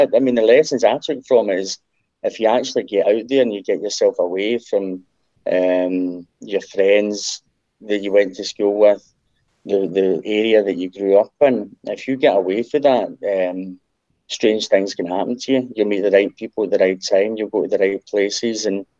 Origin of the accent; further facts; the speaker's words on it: Tollcross, Scotland, United Kingdom; accent: Tollcross; moved away as an adult; I spent 5 years out of Scotland in my early 20s. Kind of lost my Toll Cross accent overseas.